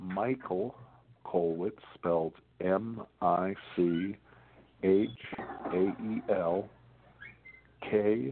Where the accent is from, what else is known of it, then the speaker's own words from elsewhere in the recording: Southern California, United States; also born or lived in Brooklyn, New York / Maui, Hawaii / Lake Tahoe / Coachella Valley; now in Arizona, United States; My folks moved to Southern California when I was only five. So I was fortunate enough to grow up in Southern California